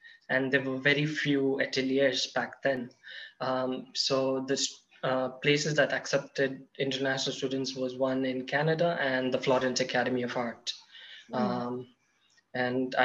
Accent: Hyderabad, Telangana, India; I was working in Hyderabad, in my hometown

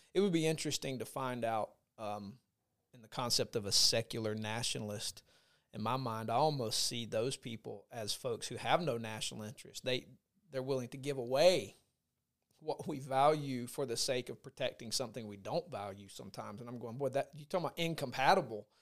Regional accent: United States; as an American

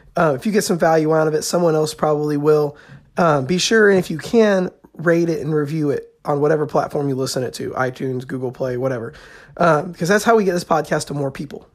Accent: Indiana, United States; I'm from Indiana and, uh, there's corn fields everywhere

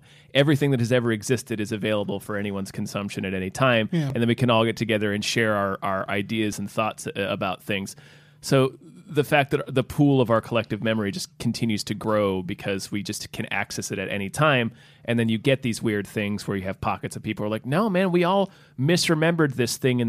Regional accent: the South, United States; where I grew up in the South, we called every soda Coke.

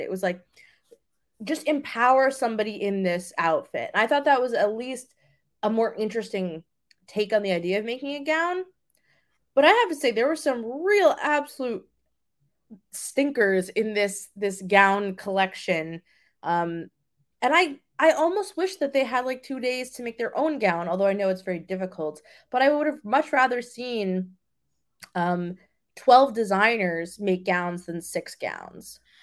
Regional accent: New York, United States; I'm from New York

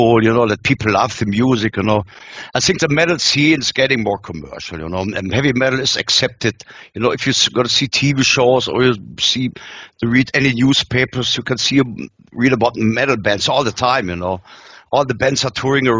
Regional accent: Germany

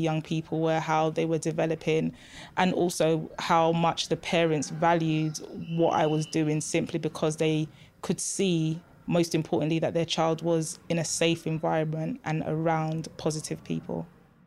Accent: London, United Kingdom; Growing up in Tottenham, I was fortunate to have a family that could love and support me

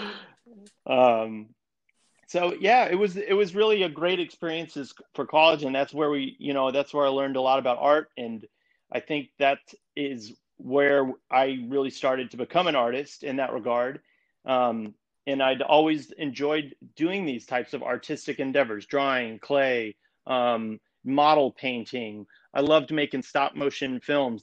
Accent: Colorado, United States; moved away as an adult; now in New York City, United States; I'm from Colorado. I grew up there

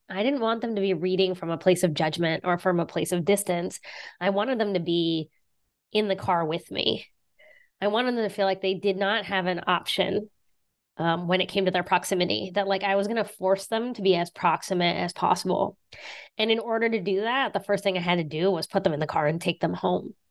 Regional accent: southern West Virginia, United States; now in Boston, United States; Yeah, I'm from West Virginia. I grew up in West Virginia

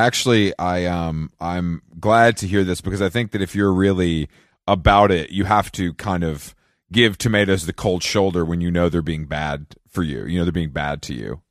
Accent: Atlanta, Georgia, United States; moved away; down here in Atlanta

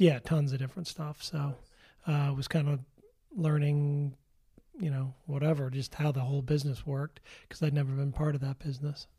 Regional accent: Darien, Connecticut, United States; moved away; also born or lived in New York City; I'm originally from Darien, Connecticut

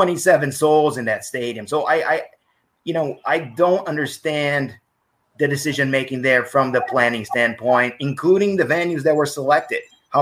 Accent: United States; as an American, you know, I love having the summer filled with soccer.

